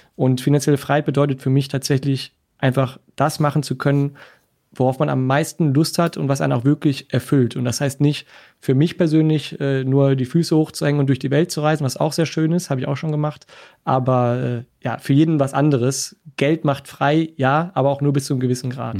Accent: Essen, North Rhine-Westphalia, Germany; also born or lived in Cologne; Essen ist meine Geburtsstadt. Ich bin Wahlkölner gewesen, jetzt zurück ins Ruhrgebiet gekommen

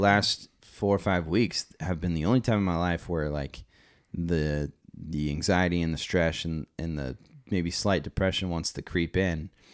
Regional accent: Las Vegas, Nevada, United States; moved away; also born or lived in Visalia, California; growing up in Vegas, there was always a cadence there when I was younger.

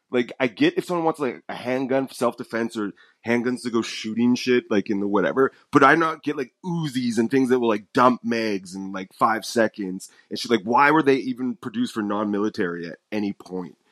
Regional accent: United States; I'm American

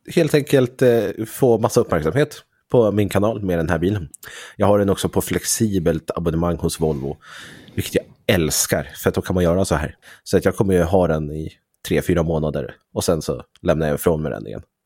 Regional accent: Sweden; Som svensk youtuber

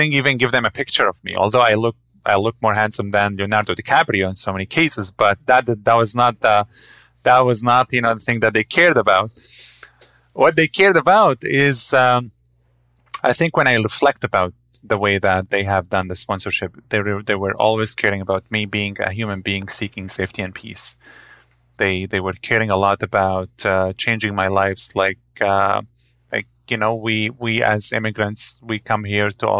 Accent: Damascus, Damascus Governorate, Syria; moved away as an adult; now in Antigonish, Canada; I grew up in Damascus, city of 5 million people. I ended up in Antigonish, a town of 5,000.

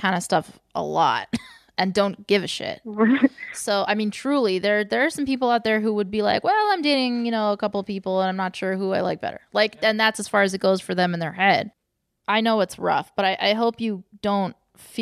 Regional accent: Pennsylvania, United States; I'm from Pennsylvania.

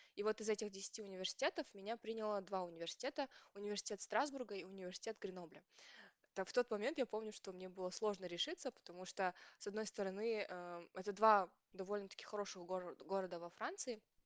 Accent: Kazakhstan; moved away as an adult; now in France; мы, казахи

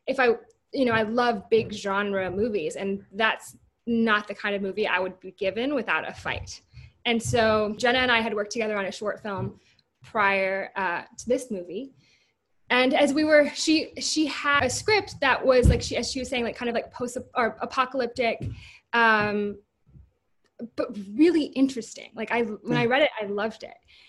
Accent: South Dakota, United States; moved away; I'm originally from South Dakota

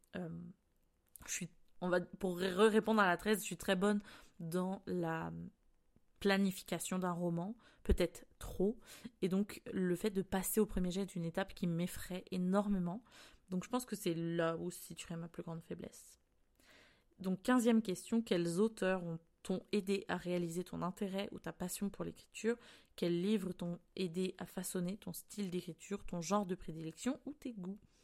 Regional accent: France; moved away as an adult; now in Canada; je suis française

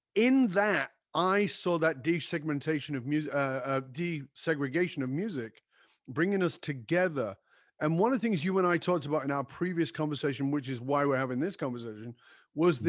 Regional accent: Manchester, North West England, United Kingdom; moved away; I was born in Northern England in a in a in a in a ghetto area

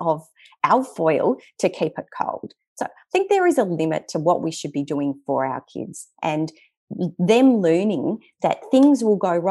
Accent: Western Australian bush, Australia; we grew up in the Western Australian bush

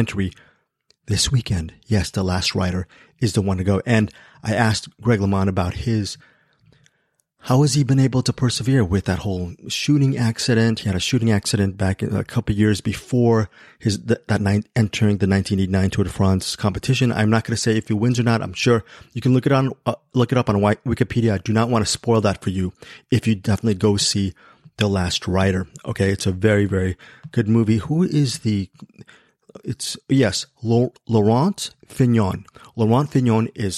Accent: United States; I'm American

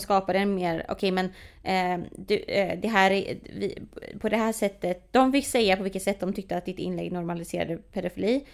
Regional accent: Sweden; speciellt här i Sverige, vi alla le har levt i en rasistisk kontext

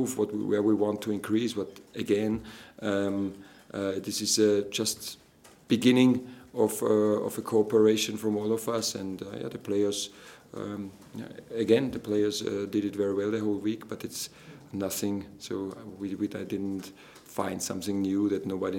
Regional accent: Austria; moved away; from Austria

